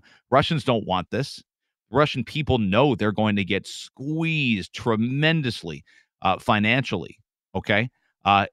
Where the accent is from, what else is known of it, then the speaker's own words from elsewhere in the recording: Canada; also born or lived in Michigan; I'm a Canadian